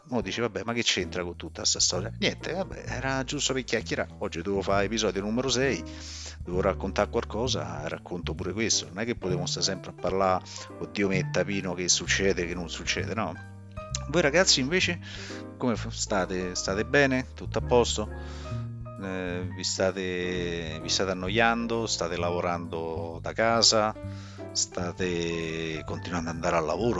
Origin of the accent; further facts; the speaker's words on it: Rome, Lazio, Italy; "Io sono di Roma."